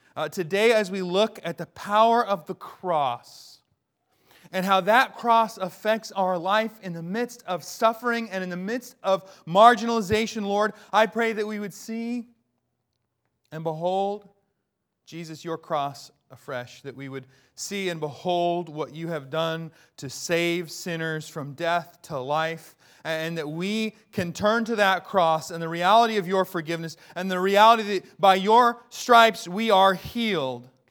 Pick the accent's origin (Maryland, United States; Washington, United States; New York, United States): Washington, United States; Bellingham; I grew up in Bellingham, Washington